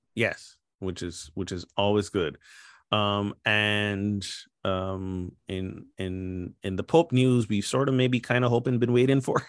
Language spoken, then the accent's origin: English; Barbados; my home country of Barbados